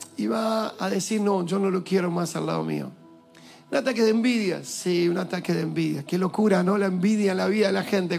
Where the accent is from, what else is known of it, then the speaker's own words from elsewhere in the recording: Argentina; also born or lived in Villa Lugano, Buenos Aires; yo soy argentino y soy más argentino que ellos.